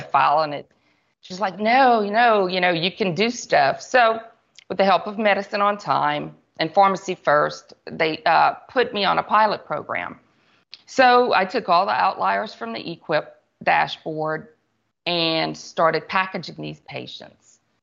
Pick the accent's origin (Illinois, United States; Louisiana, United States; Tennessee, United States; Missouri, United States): Louisiana, United States; Church Point; I was born and raised in Church Point, Louisiana